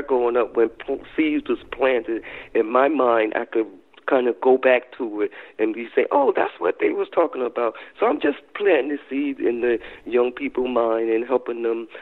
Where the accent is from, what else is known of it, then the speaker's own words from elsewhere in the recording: North New Jersey, United States; I grew up in North New Jersey